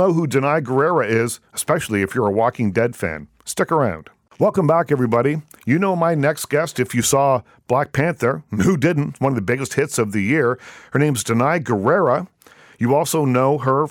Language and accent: English; Toronto, Ontario, Canada; I was from Toronto